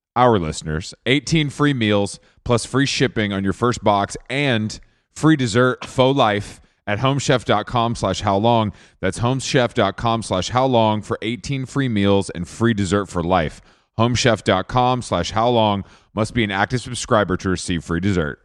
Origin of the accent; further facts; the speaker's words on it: outside of Atlanta, Georgia, United States; where I grew up outside of Atlanta